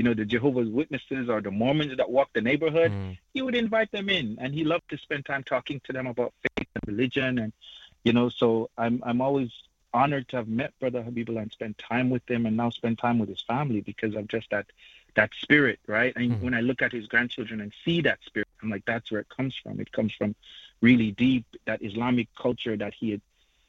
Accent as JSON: {"language": "English", "country": "Jamaica", "moved": "yes", "said": "I hail from Jamaica"}